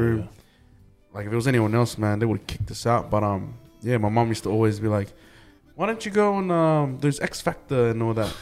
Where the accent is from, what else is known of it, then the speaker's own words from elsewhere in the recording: Logan, Queensland, Australia; also born or lived in New Zealand; growing up in Logan like it was tough man